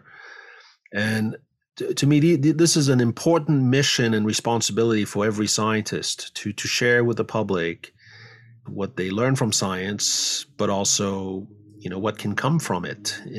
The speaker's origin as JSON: {"language": "English", "country": "France", "tie": "born or raised there", "also_born_or_lived": "Paris, France / Ithaca, New York, United States", "moved": "as an adult", "lives_now": "San Francisco Bay Area, United States", "said": "I grew up in France."}